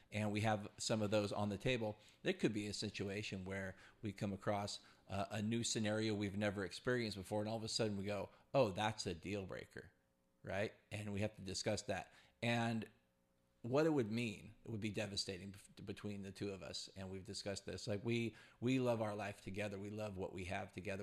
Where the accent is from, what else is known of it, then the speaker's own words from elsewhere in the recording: California, United States; as a Californian at forty-one years old